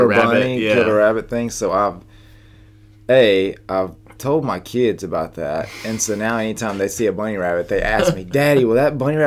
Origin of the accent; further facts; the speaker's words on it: Southern, United States; accent: Southern; not my Southern accent